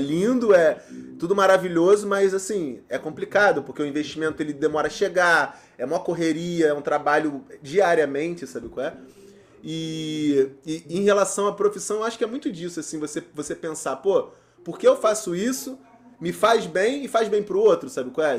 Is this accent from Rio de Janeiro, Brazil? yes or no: yes; Nilópolis, Rio de Janeiro, Brazil; eu sou nascido e criado em Nilópolis